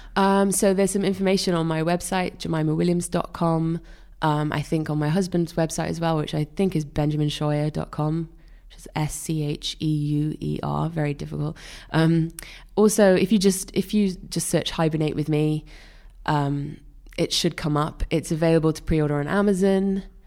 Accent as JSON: {"language": "English", "region": "Wales", "country": "United Kingdom", "tie": "born or raised there"}